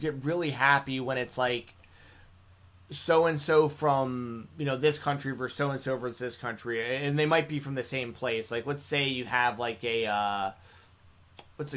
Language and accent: English; United States